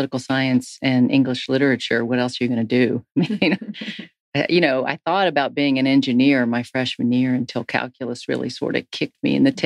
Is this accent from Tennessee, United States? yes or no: yes; Tennessee, United States; I was from Tennessee